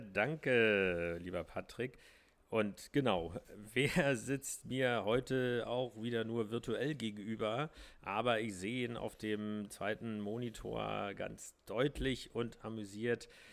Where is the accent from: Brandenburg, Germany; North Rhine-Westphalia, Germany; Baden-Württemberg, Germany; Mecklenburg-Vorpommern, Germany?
Brandenburg, Germany; southern; born or raised there; also born or lived in Berlin